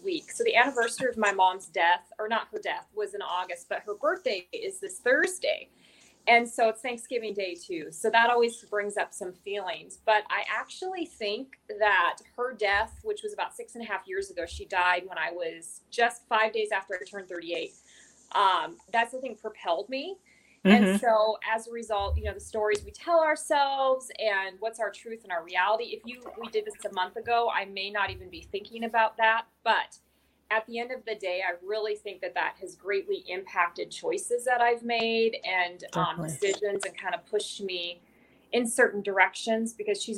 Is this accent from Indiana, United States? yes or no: no; Washington, United States; moved away as an adult; I'm from Washington State originally. So okay. I was born and raised here